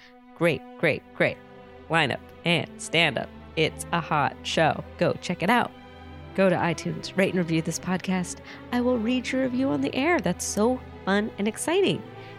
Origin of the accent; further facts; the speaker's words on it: San Diego, California, United States; I grew up in San Diego